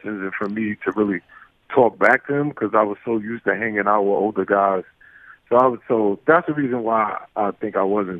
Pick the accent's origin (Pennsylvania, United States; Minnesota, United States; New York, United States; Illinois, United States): New York, United States; New York City; growing up in Brooklyn, you learn how to fight at an early age